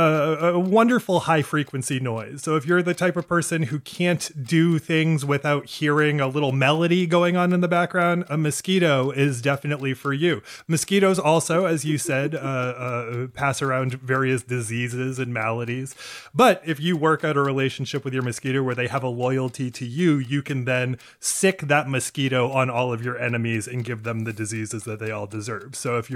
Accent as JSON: {"language": "English", "region": "Maine", "country": "United States", "said": "I'm from Maine, where mosquitoes are said to be the Maine state bird."}